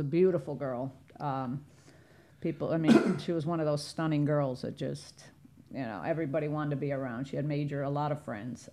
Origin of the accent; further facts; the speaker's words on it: Chicago, Illinois, United States; moved away as an adult; now in South Florida, United States; I'm from Chicago originally, but I've been down here almost forty years